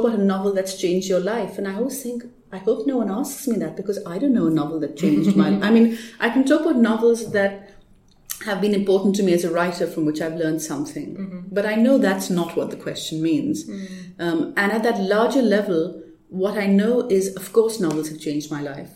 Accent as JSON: {"language": "English", "country": "Pakistan", "tie": "born or raised there", "moved": "yes", "said": "I didn't grow up here. I grew up in Pakistan."}